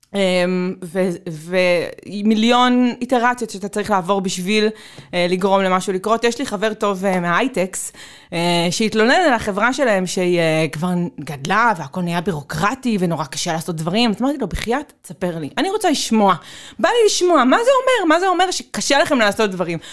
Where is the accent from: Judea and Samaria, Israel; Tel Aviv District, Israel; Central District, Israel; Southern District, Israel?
Tel Aviv District, Israel; Tel Aviv; אני תל אביבית